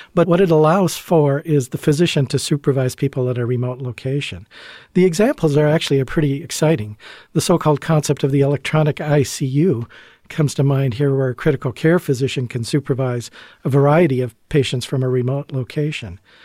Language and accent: English; Canada; moved away as an adult; also born or lived in Chicago / Providence; now in Illinois, United States; I'm originally from Canada